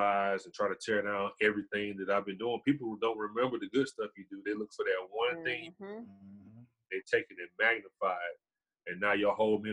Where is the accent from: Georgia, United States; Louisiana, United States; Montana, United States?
Georgia, United States; Decatur; now in Carrollton, United States; I'm from Decatur